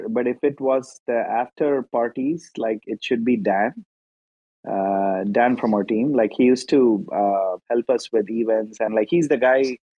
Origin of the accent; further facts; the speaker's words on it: India; also born or lived in Seattle, United States; now in Palo Alto, United States; I'm originally from India, and we used to like operate out of Seattle. I just moved to Bay Area this weekend.